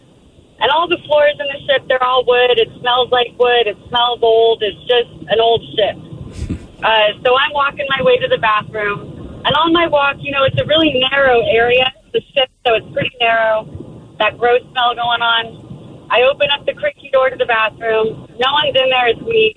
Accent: California, United States; moved away; I am a kid who grew up in California

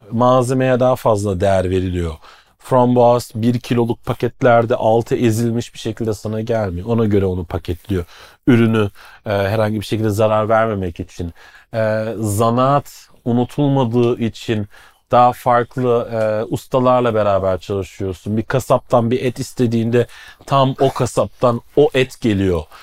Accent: Black Forest region, Stuttgart, Pforzheim, Baden-Württemberg, Germany; moved away as an adult; now in Istanbul, Turkey; daha güney tarafından Kara Orman bölgesi Stuttgart, Pforzheim, Schwarzwald aynen.

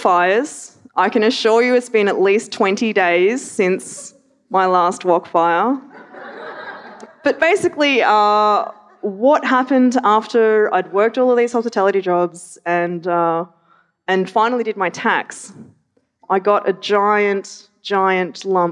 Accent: Melbourne, Victoria, Australia; I grew up in Melbourne

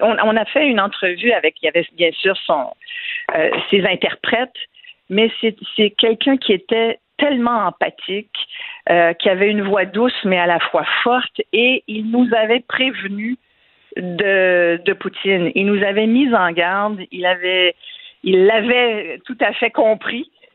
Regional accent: Quebec, Canada; first language French; C'est notre langue maternelle, puis c'est notre identité.

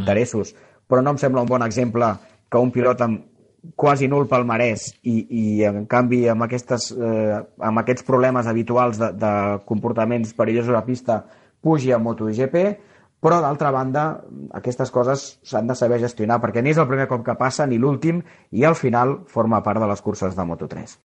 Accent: Barcelona, Catalonia, Spain; also born or lived in Rubí; jo sóc barceloní

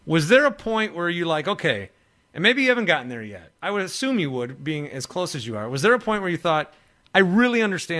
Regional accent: Wisconsin, United States; now in Milwaukee, United States; I grew up in Wisconsin. I've lived now in Milwaukee for 7 years

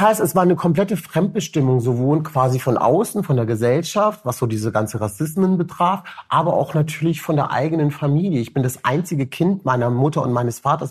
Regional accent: Cologne, North Rhine-Westphalia, Germany; also born or lived in Rüsselsheim, Hesse, Germany; ich komme aus Köln

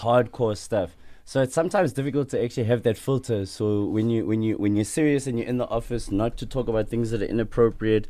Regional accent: Sandton, Gauteng, South Africa; also born or lived in Soweto; I was born in Soweto and I was raised in Sandton

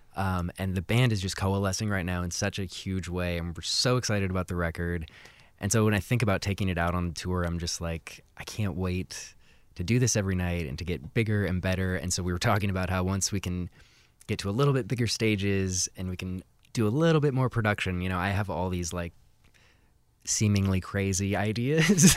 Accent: Seattle, Washington, United States; kind of in the Montlake

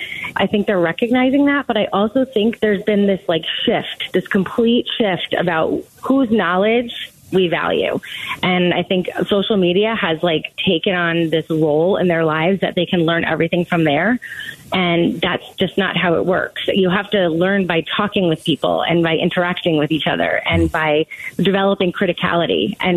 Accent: New Jersey, United States; accent: Jersey; now in Arizona, United States; I'm from the East Coast originally

